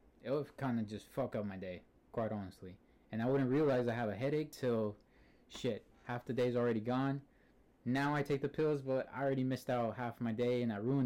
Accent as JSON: {"language": "English", "town": "Antioch", "region": "California", "country": "United States", "said": "I'm from Antioch, California."}